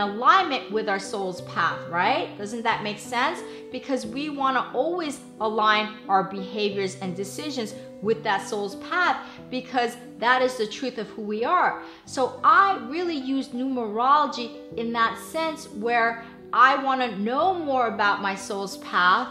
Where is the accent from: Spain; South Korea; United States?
South Korea; Seoul; I was born in Seoul, Korea on April 23rd, 1969